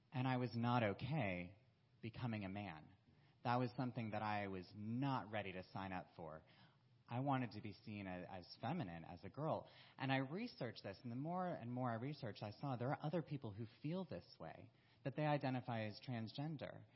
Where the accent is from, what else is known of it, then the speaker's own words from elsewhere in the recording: South Carolina, United States; moved away as an adult; also born or lived in Florida; I was originally from South Carolina